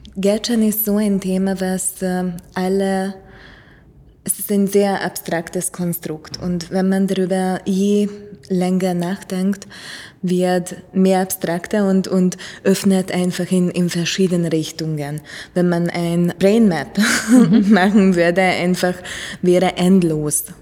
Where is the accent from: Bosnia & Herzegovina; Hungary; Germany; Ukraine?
Hungary; moved away; ich komme aus Ungarn